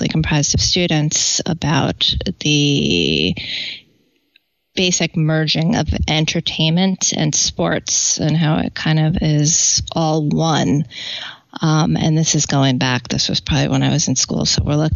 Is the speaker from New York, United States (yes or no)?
yes; New York City, New York, United States; also born or lived in Boston / Washington, District of Columbia, United States; growing up in New York City.